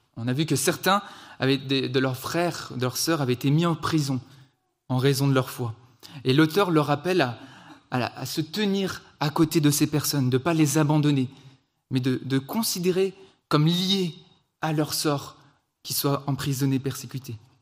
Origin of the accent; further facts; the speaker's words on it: France; also born or lived in Switzerland; je suis français, on est en Suisse